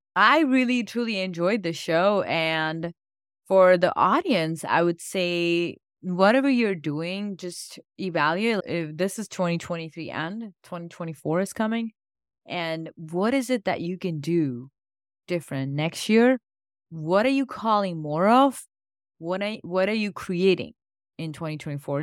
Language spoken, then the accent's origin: English; India; now in United States; I grew up in India and my family's been very spiritual